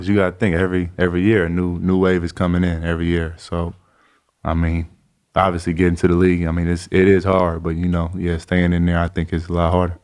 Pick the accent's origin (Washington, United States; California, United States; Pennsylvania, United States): California, United States; Chino Hills; I was from Chino Hills